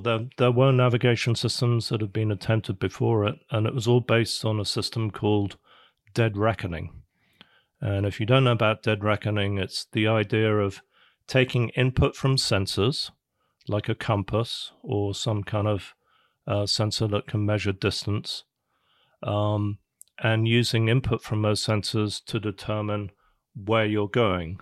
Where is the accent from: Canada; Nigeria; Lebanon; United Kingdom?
United Kingdom; England; moved away as an adult; also born or lived in London / California; now in United States; I'm originally from, uh, from England, born in London, grew up in England, went to college in England.